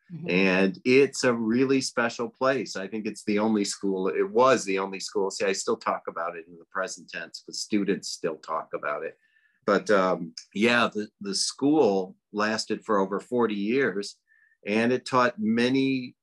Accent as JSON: {"language": "English", "town": "Detroit", "region": "Michigan", "country": "United States", "also_born_or_lived": "New York", "moved": "as an adult", "said": "I'm from Detroit. So I moved to New York to go to Natural Gourmet Institute"}